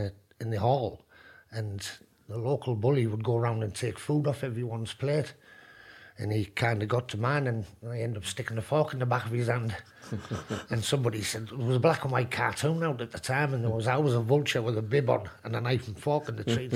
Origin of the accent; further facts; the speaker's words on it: Hartlepool, North East England, United Kingdom; I was born in Hartlepool, yeah, Westview. Just a council estate